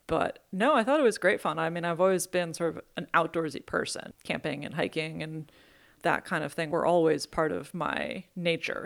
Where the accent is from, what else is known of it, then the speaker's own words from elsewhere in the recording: Belfast, Maine, United States; moved away as an adult; now in West Coast, United States; I grew up in Maine